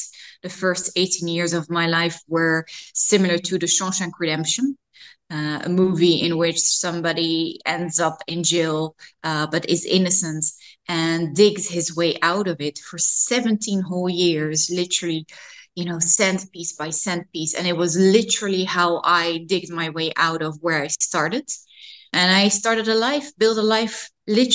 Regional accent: Amsterdam, North Holland, Netherlands; I grew up near Museumplein, very central in Amsterdam, so the Museum District of Amsterdam, and I still live here.

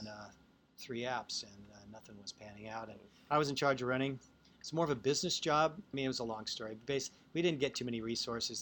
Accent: Seattle, Washington, United States; also born or lived in Baltimore / New York; now in Irvine, United States; I'm from Seattle

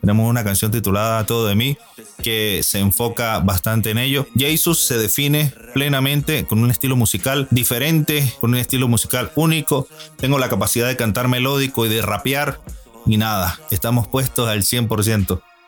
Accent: Venezuela; now in Madrid, Spain; Actualmente me encuentro en la ciudad de Madrid, España y soy oriundo de Venezuela

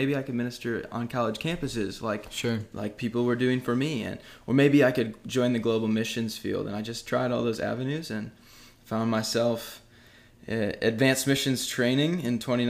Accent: Dodgeville, Wisconsin, United States; also born or lived in Ohio; I was born in Ohio, but raised in Wisconsin for most of my life.

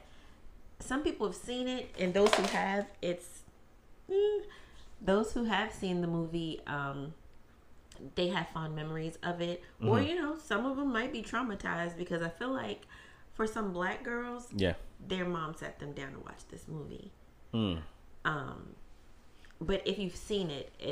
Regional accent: New York, United States; I'm from New York

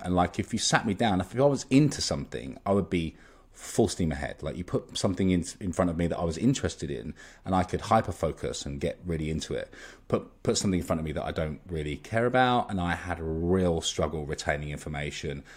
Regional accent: Molesey, South East England, United Kingdom; I grew up in Surrey in, um, in a kind of, um, in a town called Molesey

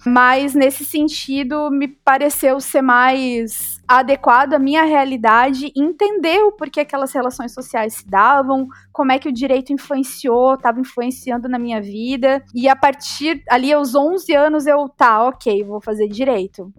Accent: Joinville, Santa Catarina, Brazil; moved away as an adult; now in Florianópolis, Brazil; Eu sou natural de Chuville e vim pra cá em 2013, quando eu fui convocada para assumir o cargo como professora da UFSC

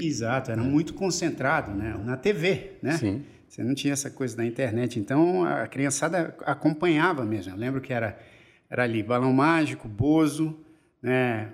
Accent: São Paulo, Brazil; eu nasci na Promatre da Avenida Paulista

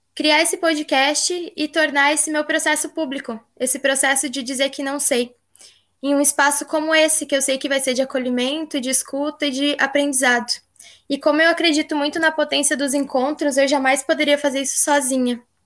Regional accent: Rio Grande do Sul, Brazil; also born or lived in Tocantins; Eu sou nascida no Tocantins e moro desde nova aqui no Rio Grande do Sul

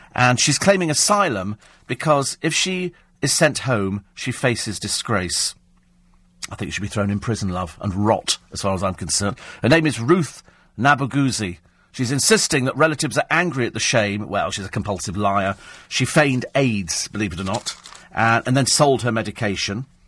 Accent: Bromley, London, United Kingdom; I was born in Bromley.

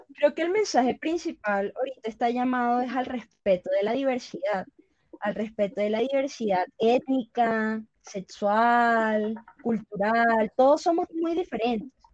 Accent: Valledupar, Cesar, Colombia; la ciudad de donde, de donde vengo, que es Valledupar.

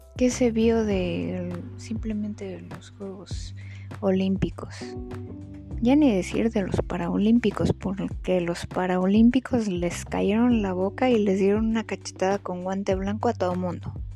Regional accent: Mexico; Todos somos mexicanos. Pero somos mexicanos

